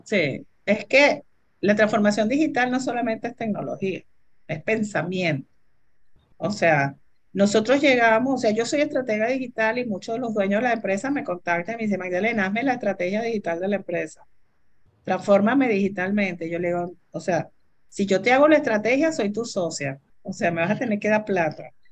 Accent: Venezuela; Los venezolanos somos capaces de manejar eso y yo más venezolana que nadie

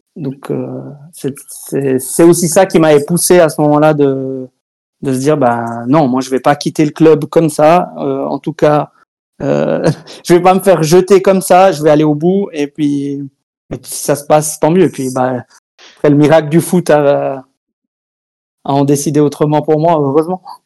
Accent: Switzerland; Chez nous en Suisse

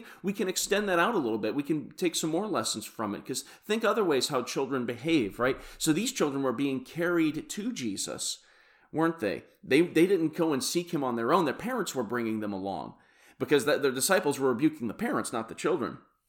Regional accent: Kansas City, Missouri, United States; Like I said … from Kansas City, Missouri, and I hope you have a bles

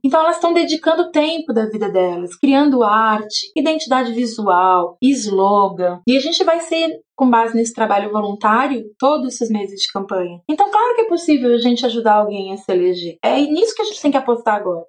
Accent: São Bernardo do Campo, São Paulo, Brazil; Eu cresci em São Bernardo do Campo, eu vi a militância crescendo do meu lado

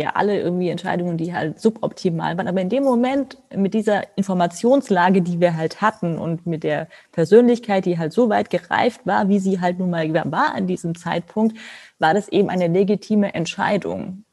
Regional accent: Germany

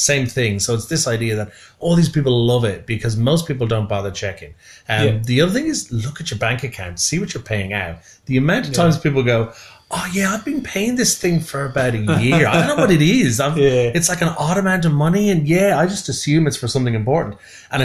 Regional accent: Ireland; now in Australia; I'm being Irish

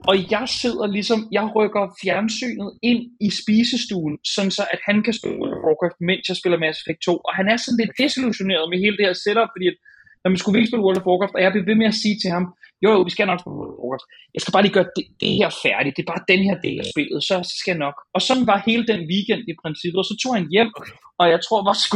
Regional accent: Hornbæk, Capital Region of Denmark, Denmark; rundt på de der villaveje i Hornbæk, hvor jeg voksede op.

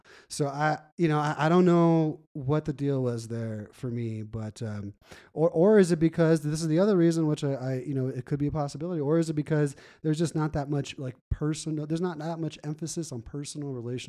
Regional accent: Los Angeles, California, United States; I grew up Catholic in California, Los Angeles, shout out to the rest of the family that's still there.

